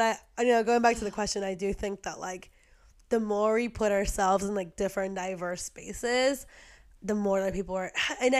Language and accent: English; Peru; now in United States; when I'm from Peru